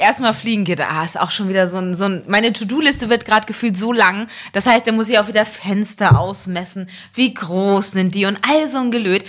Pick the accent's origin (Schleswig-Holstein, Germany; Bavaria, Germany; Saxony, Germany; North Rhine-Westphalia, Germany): Schleswig-Holstein, Germany; Elmshorn; es ist eine Kleinstadt, Elmshorn, wo ich aufgewachsen bin